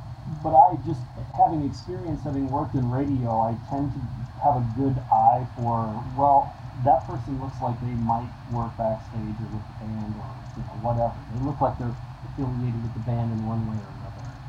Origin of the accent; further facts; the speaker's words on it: Cottage Grove, Minnesota, United States; I grew up in Cottage Grove, which is